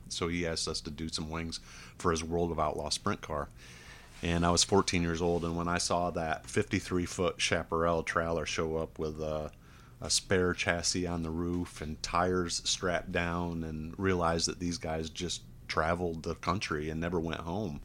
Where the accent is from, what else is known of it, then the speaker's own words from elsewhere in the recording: Mexico, New York, United States; moved away; I grew up in Mexico, New York, which is very close to Oswego